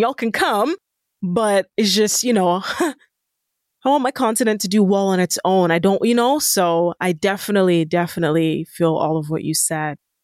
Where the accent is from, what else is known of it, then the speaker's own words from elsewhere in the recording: Nigeria; I'm Nigerian